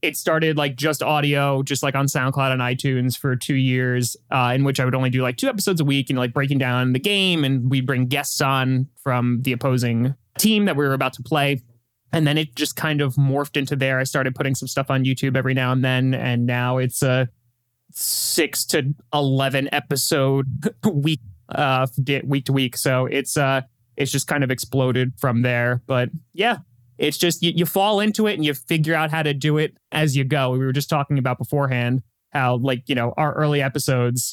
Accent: New York, United States; I'm born and raised in New York

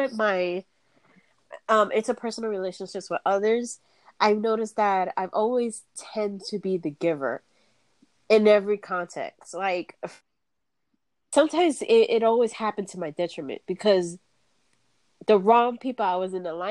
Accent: East Coast, United States; I'm from the East Coast

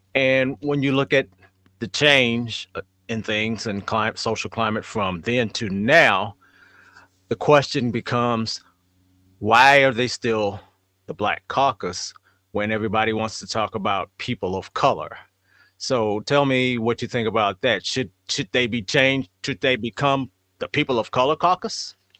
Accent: St. Louis, Missouri, United States; growing up in St. Louis in school

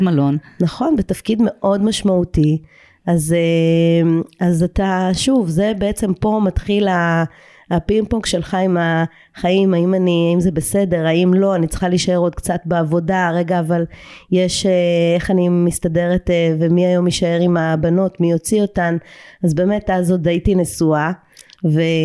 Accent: Eilat, Southern District, Israel; moved away as an adult; אני ילידת אילת

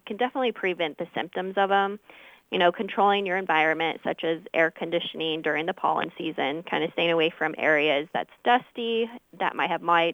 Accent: Monmouth, Illinois, United States; I grew up here in Monmouth region where I attended the Monmouth schools

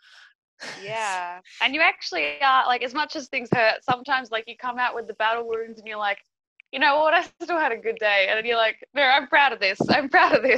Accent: Australia; moved away as an adult; now in Peru; I live in Peru. I'm I'm Australian, but I've I've been living here for for five years

